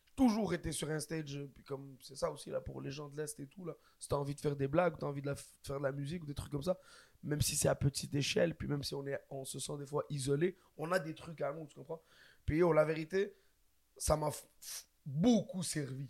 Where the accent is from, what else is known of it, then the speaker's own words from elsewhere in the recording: Quebec, Canada; on est québécois aussi